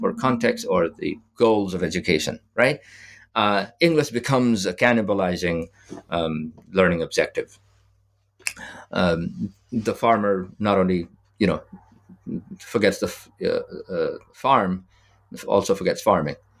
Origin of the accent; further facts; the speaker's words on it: Nepal; moved away; Nepal, my home country